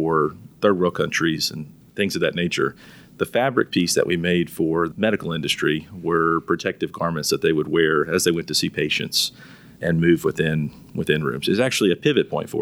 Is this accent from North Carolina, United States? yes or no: yes; Charlotte, North Carolina, United States; I'm from Charlotte originally